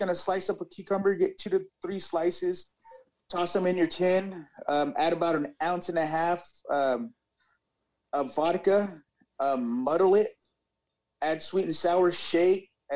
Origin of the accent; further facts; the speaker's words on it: Central Valley, California, United States; I am from California, Central Valley, right smack in the middle of California